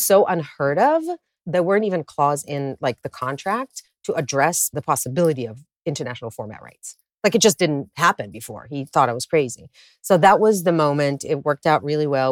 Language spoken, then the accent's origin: English; Israel; moved away as an adult; now in Los Angeles, United States; I was born and raised in Israel